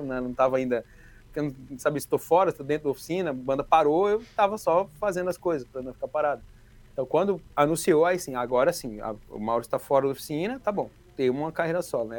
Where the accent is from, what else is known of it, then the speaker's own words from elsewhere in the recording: Ceilândia, Federal District, Brazil; eu vim da Ceilândia